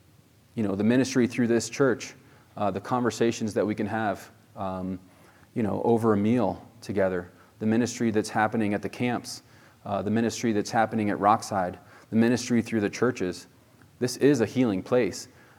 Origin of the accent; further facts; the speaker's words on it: Spain; I was born in Spain. My parents were missionaries there, and we'd go out to the plaza, in Spain there